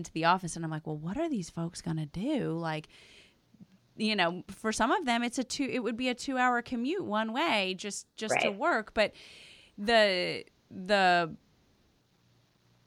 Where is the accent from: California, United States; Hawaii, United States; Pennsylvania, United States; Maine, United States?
Pennsylvania, United States; outside Philadelphia; moved away; I grew up outside Philadelphia